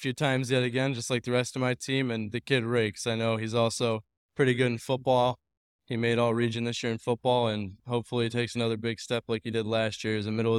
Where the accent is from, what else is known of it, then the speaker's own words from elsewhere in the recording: Monroe, Michigan, United States; I'm from Monroe, Michigan.